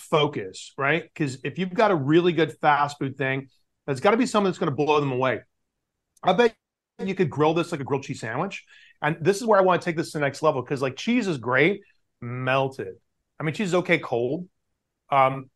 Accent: the South, United States; you and I grew up in the South

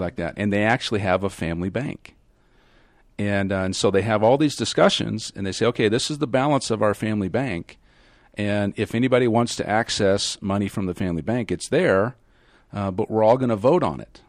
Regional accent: Kansas, United States; I was raised in Kansas

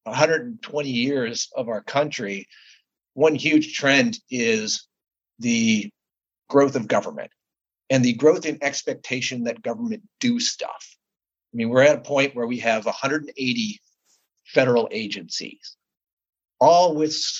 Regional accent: Ohio, United States; when I was growing up in Ohio

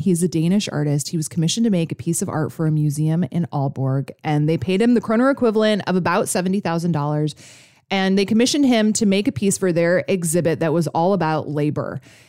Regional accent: Alaska, United States; because I grew up in Alaska.

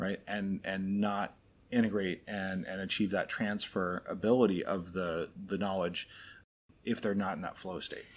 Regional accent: Anchorage, Alaska, United States; now in Florida, United States; I grew up in Anchorage, Alaska. So very much the opposite of where we live now in Florida

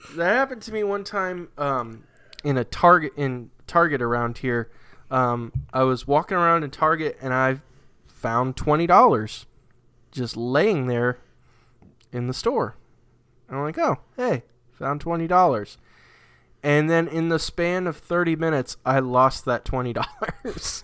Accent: New England, United States; born or raised there

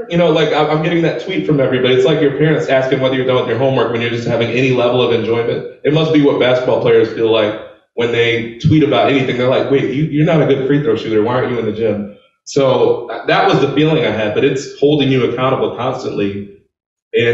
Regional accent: Chicago, Illinois, United States; I'm from Chicago, so I mean there were people, they were putting radios in the cemetery

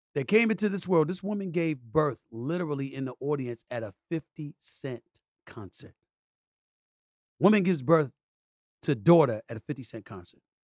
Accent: New York City, New York, United States; also born or lived in Bronx, New York; I was born in the Bronx, raised in Hollis, Queens, New York

